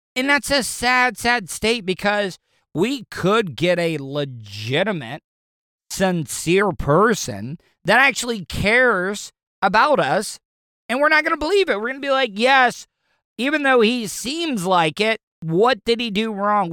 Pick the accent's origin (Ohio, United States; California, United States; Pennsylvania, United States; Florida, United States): Florida, United States; I grew up in Florida.